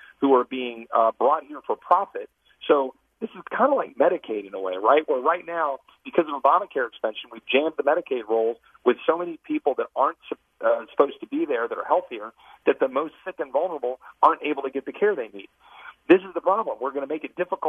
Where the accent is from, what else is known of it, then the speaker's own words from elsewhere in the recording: Texas, United States; as a Texan